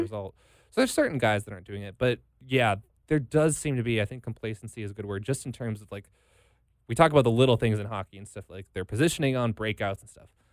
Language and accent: English; Minnesota, United States; now in Las Vegas, United States; We are two Minnesotans who have somehow made our way to Las Vegas